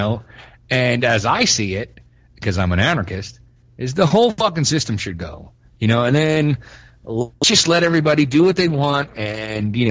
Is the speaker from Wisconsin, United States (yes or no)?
no; New York, United States; moved away; I'm from New York